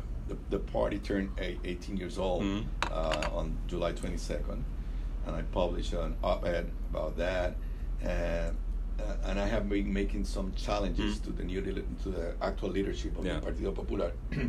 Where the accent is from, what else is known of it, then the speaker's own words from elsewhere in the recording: Puerto Rico; But I'm a Puerto Rican